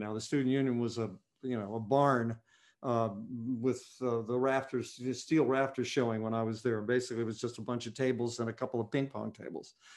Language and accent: English; West Virginia, United States; I grew up in a restaurant. My dad owned a restaurant in my hometown, in West Virginia